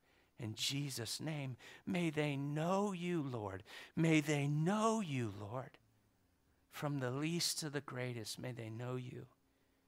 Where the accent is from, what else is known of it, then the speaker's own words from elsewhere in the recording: Florida, United States; I'm from Florida, but I like Golden State. Yeah, like Cody, right? So anyway, I was born in the bottom.